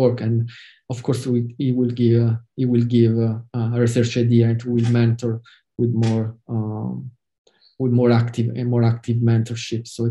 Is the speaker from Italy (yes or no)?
yes; Italy; English is a second language